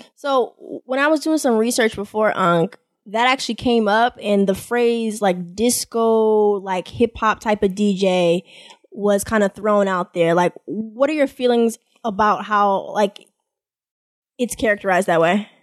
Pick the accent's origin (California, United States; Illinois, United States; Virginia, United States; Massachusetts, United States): Massachusetts, United States; Boston; I've never stayed anywhere outside of my hometown, Boston